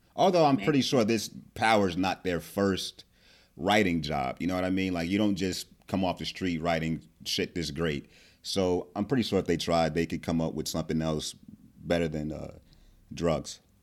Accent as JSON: {"language": "English", "region": "New Jersey", "country": "United States", "said": "I'm from Jersey"}